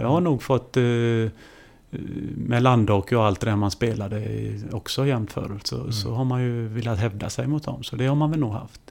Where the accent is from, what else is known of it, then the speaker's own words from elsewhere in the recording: Kungälv, Västra Götaland, Sweden; jag kommer ju från eh, eh, Ytterby hette det då, Kungälv då. Eh, mm. där spelar jag eh, eh mina pojklagsår